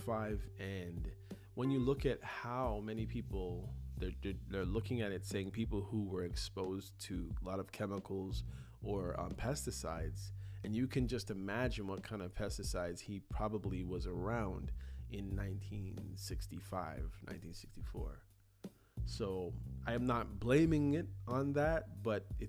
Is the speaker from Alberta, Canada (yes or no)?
no; Toronto, Ontario, Canada; growing up in Toronto, son of Jamaican parents